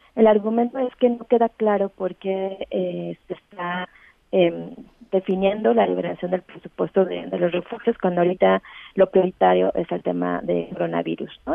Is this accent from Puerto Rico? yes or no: no; Mexico